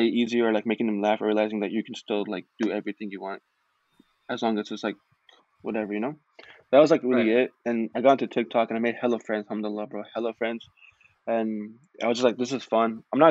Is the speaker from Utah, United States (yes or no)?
no; California, United States; also born or lived in Texas; now in Chicago, United States; I'm from Chicago. Well, I moved here like 3 years ago, but I'm originally from California, and I lived in Texas as well.